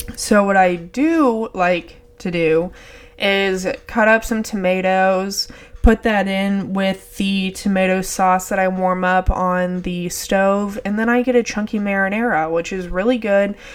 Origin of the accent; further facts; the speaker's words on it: Texas, United States; I'm from Texas